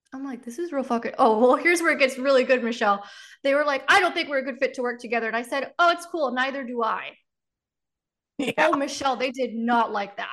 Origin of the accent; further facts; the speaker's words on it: Miami, Florida, United States; I grew up in Miami where everybody's got a story like that.